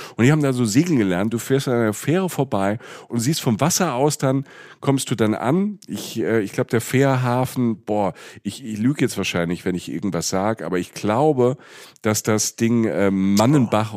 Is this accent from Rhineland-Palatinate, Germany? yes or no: yes; Rhineland-Palatinate, Germany; also da wo ich herkomme, in der, in der Pfalz